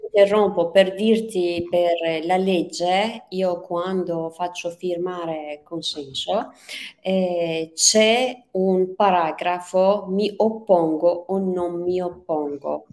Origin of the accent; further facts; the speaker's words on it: Tehran, Tehran Province, Iran; Italian is a second language; moved away as an adult; now in Verona, Italy; Io sono persiana iraniana, sono nata e cresciuta a Teheran